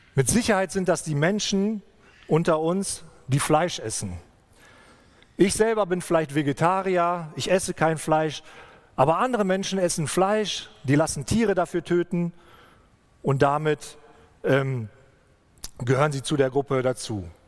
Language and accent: German; Germany; bei uns in Deutschland